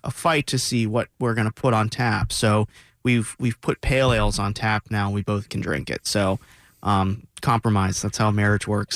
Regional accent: South Florida, United States; I grew up, I grew up in South Florida

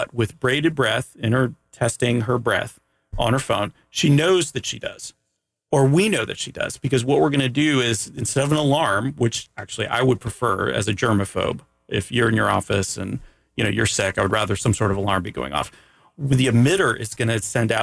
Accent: Canada; I'm from Canada

